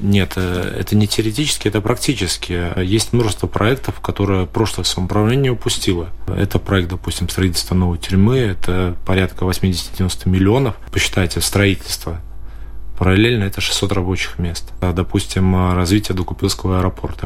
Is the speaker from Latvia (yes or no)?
yes; Daugavpils, Latgale, Latvia; я сам из Даугупилса очень долгое время и живу, и родители